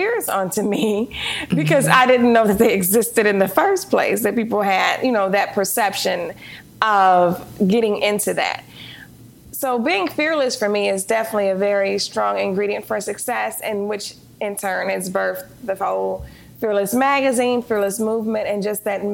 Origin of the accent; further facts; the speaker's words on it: Detroit, Michigan, United States; moved away as an adult; I'm from Detroit, Michigan.